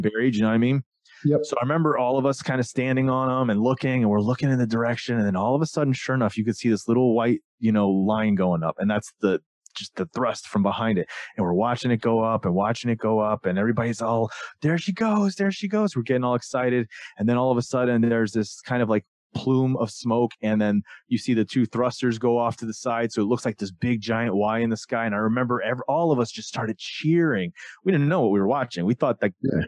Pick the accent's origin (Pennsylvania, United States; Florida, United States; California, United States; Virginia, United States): Florida, United States; I grew up in Florida in the South